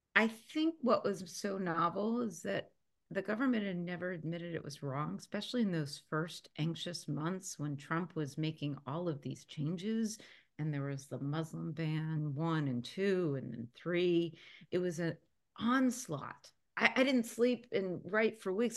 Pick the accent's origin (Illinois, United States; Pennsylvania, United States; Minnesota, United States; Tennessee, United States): Pennsylvania, United States; Philadelphia; moved away; growing up in Philadelphia